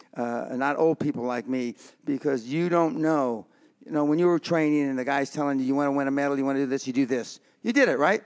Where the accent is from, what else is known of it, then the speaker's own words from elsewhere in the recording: Los Angeles, California, United States; I come from the Barrio in East L